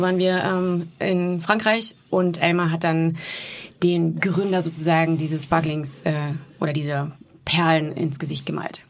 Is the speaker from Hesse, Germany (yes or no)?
no; Warendorf, North Rhine-Westphalia, Germany; meiner Heimatstadt in Warendorf